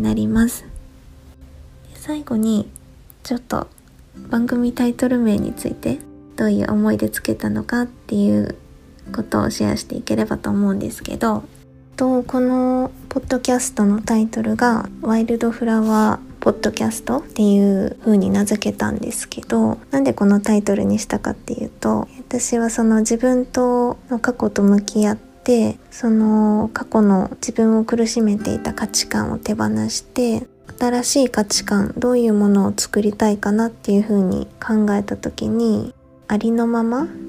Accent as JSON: {"language": "Japanese", "region": "Kyushu", "country": "Japan", "tie": "born or raised there", "moved": "as an adult", "lives_now": "Kansai, Japan", "said": "今は関西に住んでいるんですがもともとは九州で生まれ育って結婚を機に数年前にこちらに引っ越してきました"}